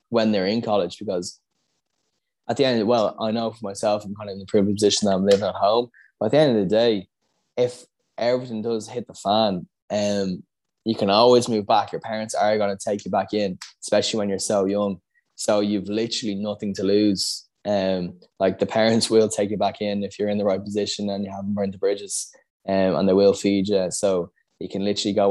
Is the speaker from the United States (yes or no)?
no; Dublin, Leinster, Ireland; I moved from Scolassum, which was in Raheny, to Bagot Street, going into fourth class